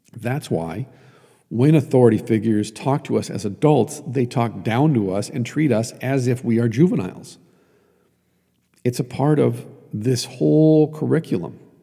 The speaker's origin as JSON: {"language": "English", "region": "Iron Range of Minnesota", "country": "United States", "tie": "born or raised there", "said": "I grew up on the Iron Range of Minnesota"}